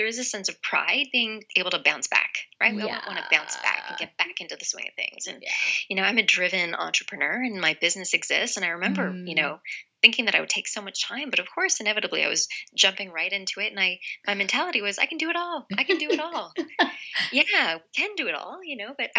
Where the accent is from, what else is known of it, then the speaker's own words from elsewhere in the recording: Canada; now in Los Angeles, United States; I'm originally from Canada where we're given a year mat leave, but in the States where I am now in Los Angeles